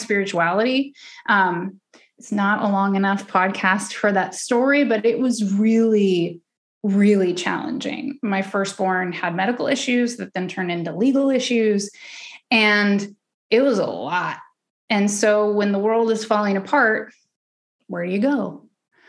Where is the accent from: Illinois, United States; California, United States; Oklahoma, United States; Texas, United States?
Oklahoma, United States; I'm from the South. I'm from Oklahoma, raised, you know, super religious